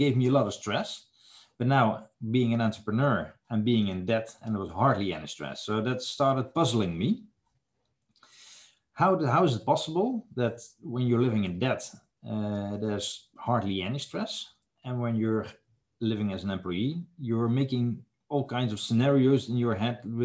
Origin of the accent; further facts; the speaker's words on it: Netherlands; I am from the Netherlands, so it's the other side of the ocean